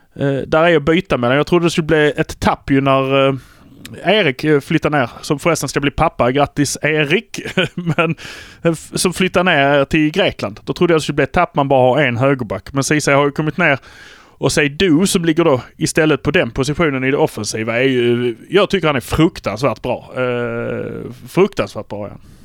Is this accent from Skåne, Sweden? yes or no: yes; Malmö, Skåne, Sweden; vi är från Malmö